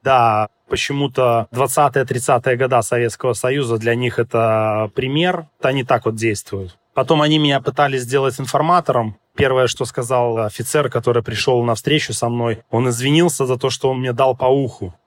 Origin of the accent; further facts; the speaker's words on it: Belarus; moved away; я с Белоруссии